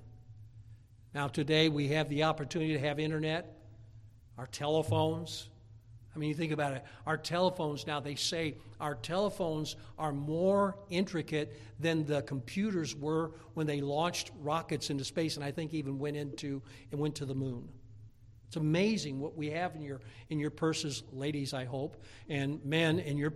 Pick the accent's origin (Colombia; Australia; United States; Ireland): United States; I'm an American by birth